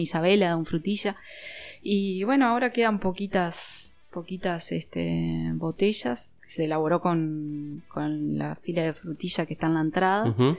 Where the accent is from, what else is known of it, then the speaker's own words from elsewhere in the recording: Uruguay; De Uruguay.